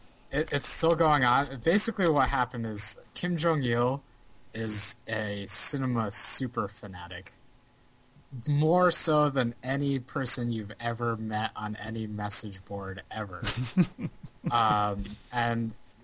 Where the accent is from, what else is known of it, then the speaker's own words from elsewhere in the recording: United States; especially for me as an American viewer